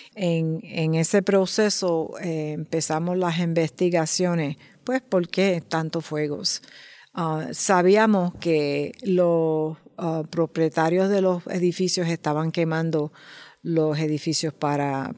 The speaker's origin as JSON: {"language": "Spanish", "region": "New York", "country": "United States", "said": "Nosotros somos del Bronx"}